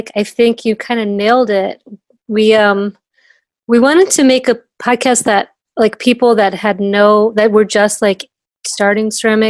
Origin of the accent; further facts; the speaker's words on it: Cleveland, Ohio, United States; I'm from Cleveland.